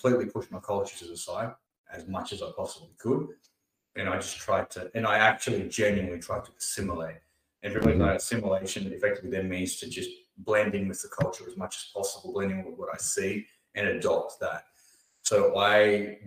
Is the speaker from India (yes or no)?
yes; India; also born or lived in Australia; now in Sydney, Australia; Australia is my home country. Yes, I was born in India